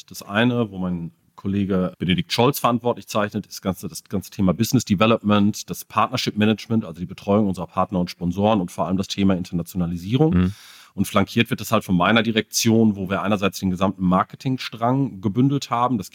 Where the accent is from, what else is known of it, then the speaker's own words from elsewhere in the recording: North Rhine-Westphalia, Germany; weil ich komme aus der Ecke, man hört der Sprachfärbung vielleicht noch mal ein bisschen an.